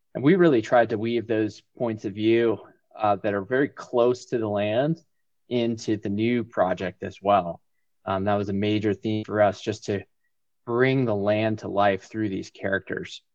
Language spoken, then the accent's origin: English; Winter Park, Florida, United States; moved away as an adult; also born or lived in New England; now in Bozeman, United States; I was born in New England, but went to high school in Winter Park, Florida, and my family is still in Winter Park, Florida.